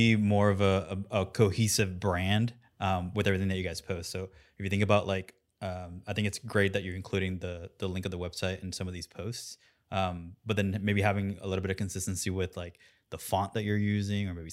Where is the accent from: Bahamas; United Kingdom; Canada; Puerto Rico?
Puerto Rico; I'm from Puerto Rico, so I know Spanish